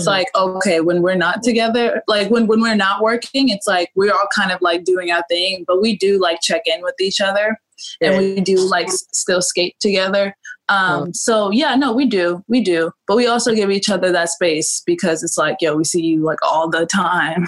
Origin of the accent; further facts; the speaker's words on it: New York, United States; growing up in New York like there's this type of personality that New Yorkers have